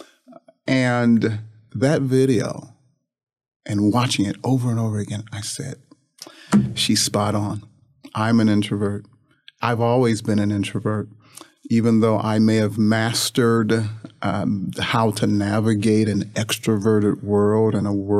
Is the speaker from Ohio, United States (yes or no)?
yes; Toledo, Ohio, United States; moved away as an adult; also born or lived in Indianapolis, Indiana / Mississippi; I grew up in Toledo, Ohio, and graduated from St. Francis de Sales High School